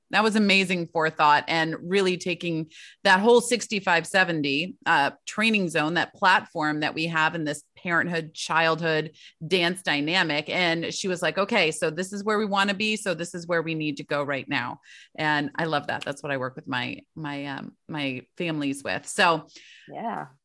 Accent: Michigan, United States; moved away; Growing up in Michigan

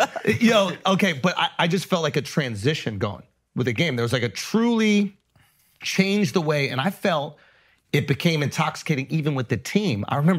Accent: New York City, New York, United States; I grew up in New York City. I watched the Knicks.

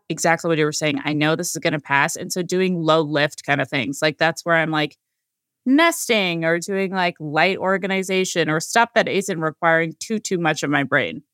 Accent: California, United States; I was born in California

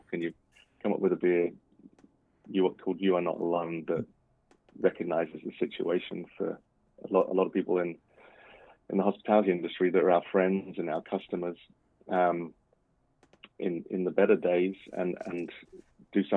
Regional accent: United Kingdom; moved away as an adult; now in Washington, United States; being a Brit

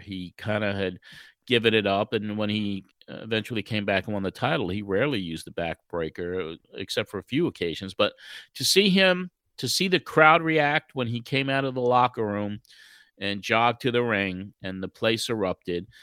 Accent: New York City, New York, United States; moved away; also born or lived in Long Island; I was born and raised in Brooklyn. And then when we finally moved out to the island in 1964 to Long Island

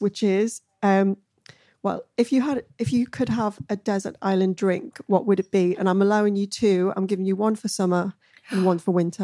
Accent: Newcastle upon Tyne, North East England, United Kingdom; I'm a Geordie

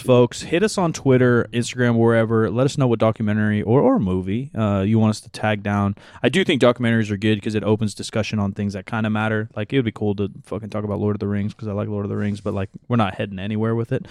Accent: United States; we're American

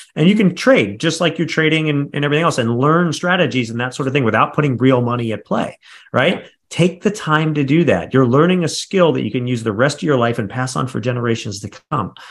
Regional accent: Midwest, United States; I come from the Midwest. We've got that Midwest mentality

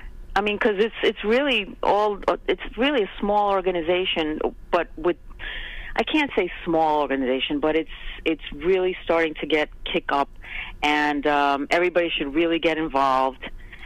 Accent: New York, United States; I'm good. And, you know, as a New Yorker, remember you brought on Marley last week?

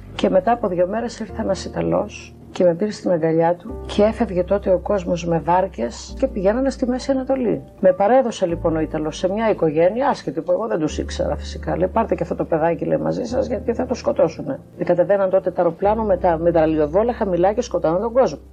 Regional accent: Samos, North Aegean, Greece; Γεννήθηκα στη Σάμου.

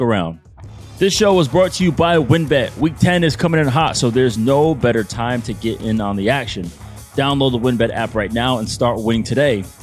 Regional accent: New England, United States; my hometown, New England

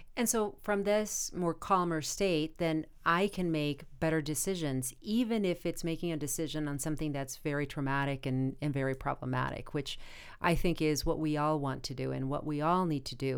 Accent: Arizona, United States; now in Los Angeles, United States; I am originally from Arizona, and just about everybody else in my family lives in Arizona

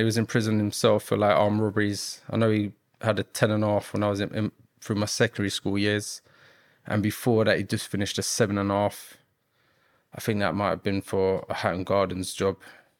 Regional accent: Battersea, London, United Kingdom; Well, I grew up in Battersea, South London.

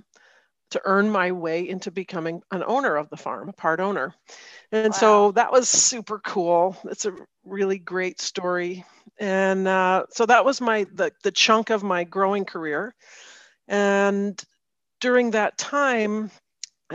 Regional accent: D.C., Virginia suburbs outside Washington, United States; now in Maryland, United States; I grew up outside of Washington, D.C. in Virginia in the suburbs, and I now live in the Maryland suburbs of Washington, D.C.

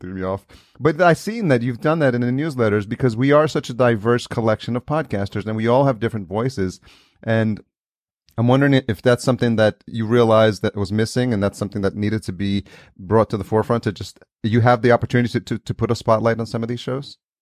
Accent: New York, United States; moved away; I grew up in New York

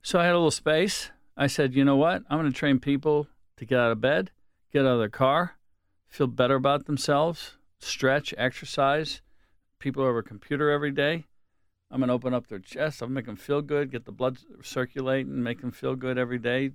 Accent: Wilkinsburg, Pennsylvania, United States; I come from a blue collar town

